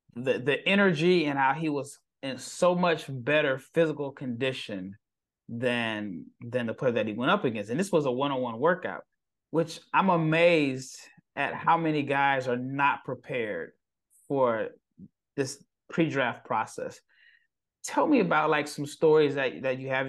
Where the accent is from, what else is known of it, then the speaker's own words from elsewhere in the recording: Nebraska, United States; I'm from Nebraska